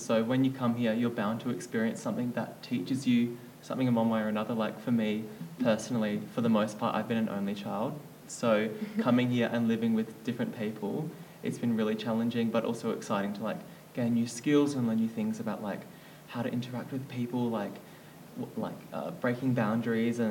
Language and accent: English; Wandering, Western Australia, Australia; I'm from Wandering. I'm only an hour and a half from boarding.